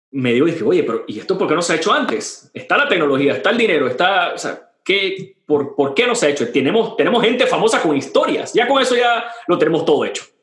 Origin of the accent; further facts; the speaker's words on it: Panama; also born or lived in Argentina; Yo soy panameño, me eduqué en cine en, en Sudamérica